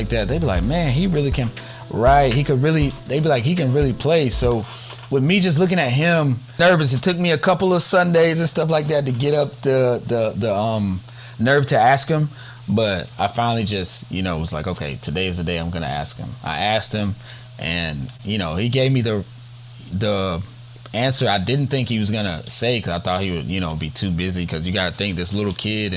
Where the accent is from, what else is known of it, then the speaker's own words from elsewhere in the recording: Newnan, Georgia, United States; I come from Noonan, Georgia. So definitely the Georgia area